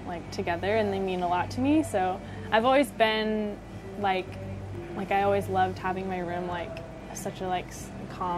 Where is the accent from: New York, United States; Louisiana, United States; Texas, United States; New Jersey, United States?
Texas, United States; San Antonio; I grew up in San Antonio my whole life